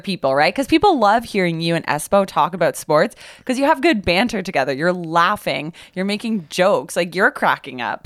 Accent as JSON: {"language": "English", "town": "Kitchener", "region": "Ontario", "country": "Canada", "tie": "born or raised there", "said": "I grew up in Kitchener."}